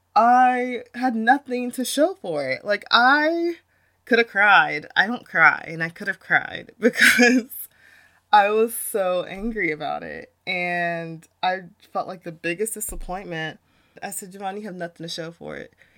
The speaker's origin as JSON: {"language": "English", "country": "United States", "tie": "born or raised there", "said": "being a young Black woman growing up in America"}